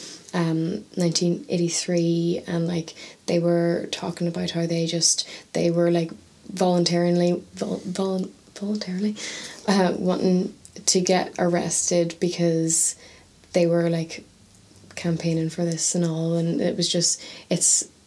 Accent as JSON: {"language": "English", "country": "Ireland", "moved": "yes", "lives_now": "Northern Ireland", "said": "I'm from the South"}